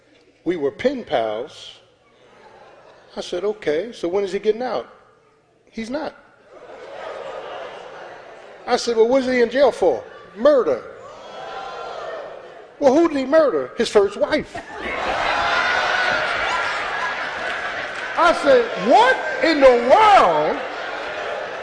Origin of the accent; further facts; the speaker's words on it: South Florida, United States; I'm from South Florida. I'm from the streets